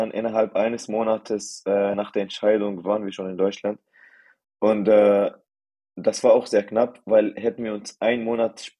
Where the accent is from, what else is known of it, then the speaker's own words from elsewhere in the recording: United Arab Emirates; also born or lived in Syria; now in Germany; Also, ich bin äh, gebürtig Syrer und meine Eltern und meine ganzen Familien kommen auch aus Syrien. Aber meine Eltern sind in den 90ern nach den äh, Vereinigten Arabischen Emiraten emigriert worden, um zu arbeiten. Und dort haben wir dann eine Zeit lang gelebt und dort bin ich tatsächlich aufgewachsen.